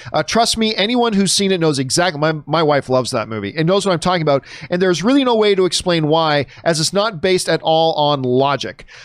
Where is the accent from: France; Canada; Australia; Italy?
Canada; a Canadian pasty white dude